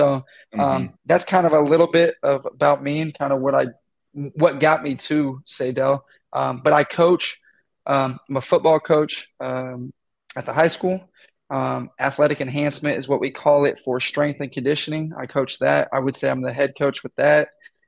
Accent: Texas, United States; also born or lived in Iowa; I'm originally from Texas, born, moved around a lot. I won't even go down that rabbit hole of my journey to Iowa, but I came up here, went to Grandview.

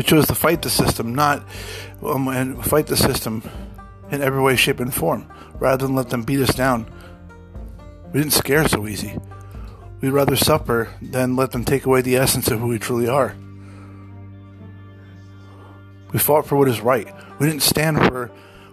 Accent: United States

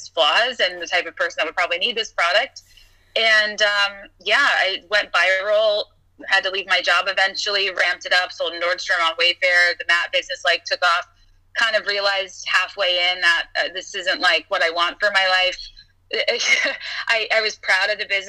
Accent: the South, United States; I grew up in the South

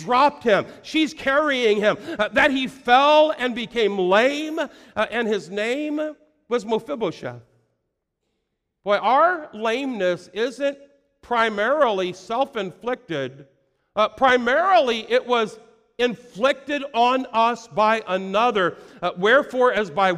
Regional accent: United States; I was born in America

